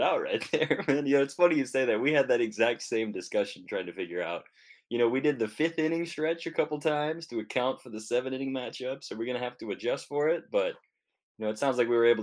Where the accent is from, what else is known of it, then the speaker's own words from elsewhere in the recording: Colorado, United States; growing up in Colorado